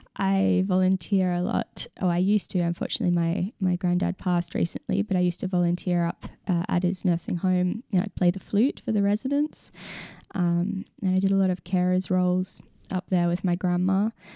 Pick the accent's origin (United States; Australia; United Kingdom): Australia; Perth, Western Australia; now in Lismore, Australia; I'm from Western Australia, from Perth